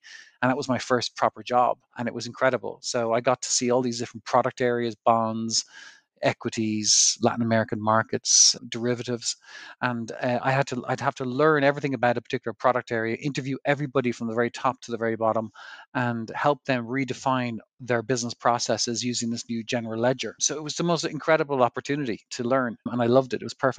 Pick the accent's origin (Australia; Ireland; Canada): Ireland; moved away as an adult; now in United States; So I found myself in Wall Street after I qualified from college. And I moved there from Ireland, and I worked in banks